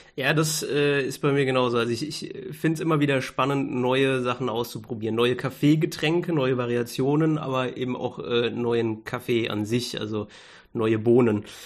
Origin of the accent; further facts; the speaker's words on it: Germany; selbst als Deutscher